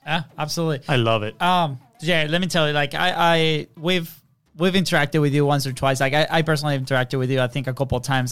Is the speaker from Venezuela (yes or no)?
yes; Venezuela; English is a second language; moved away; we're foreign. We're from Venezuela